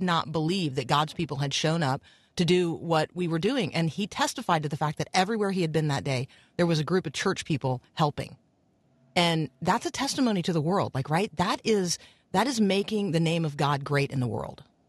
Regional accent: Florida, United States; growing up in Florida

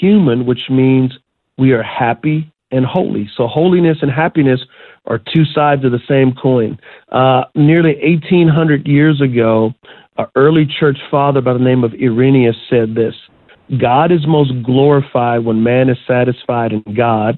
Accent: United States; as American Christians

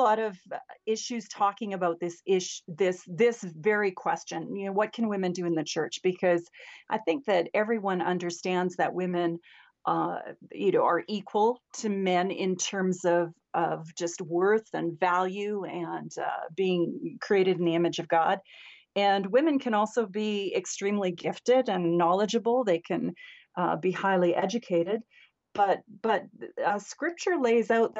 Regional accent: Canada; So I'm actually a Canadian. I live up in Canada.

